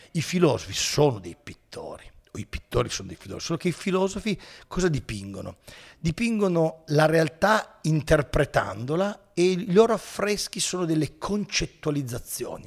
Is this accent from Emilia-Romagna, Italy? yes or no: no; Turin, Piedmont, Italy; io sono di Torino